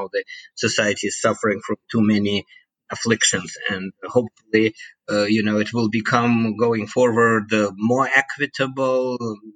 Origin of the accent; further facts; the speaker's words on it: Moscow, Russia; moved away; I was born and bred in Moscow